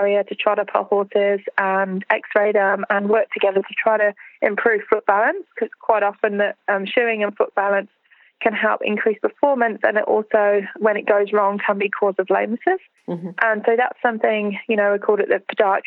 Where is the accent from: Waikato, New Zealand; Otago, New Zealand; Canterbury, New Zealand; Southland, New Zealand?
Otago, New Zealand; Alexandra; In Central Otago, where we are, I run them in my hometown, which is Alexandra